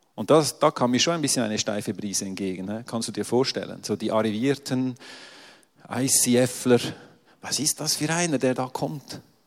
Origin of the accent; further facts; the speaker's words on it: Switzerland; ich komme ja aus der Schweiz